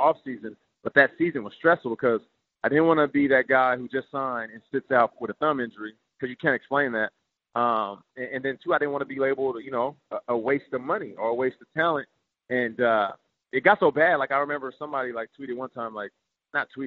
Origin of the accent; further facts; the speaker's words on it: Seattle, Washington, United States; also born or lived in Canada; I was raised in Seattle. Yeah, I was only there in Canada during my infancy. So, I was raised in Seattle